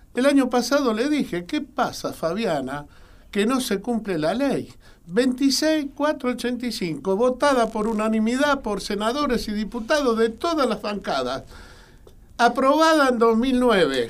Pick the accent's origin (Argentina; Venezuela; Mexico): Argentina